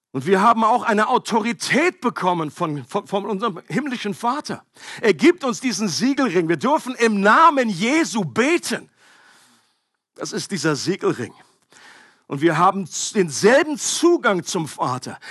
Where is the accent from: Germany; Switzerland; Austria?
Germany; Für mich als Deutscher